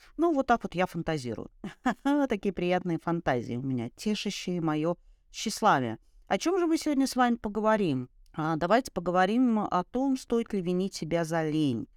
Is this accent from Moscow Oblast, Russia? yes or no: no; Saint Petersburg, Russia; moved away as an adult; в Ленинграде, в моем родном городе, в котором родилась и я, и прожила до 30 лет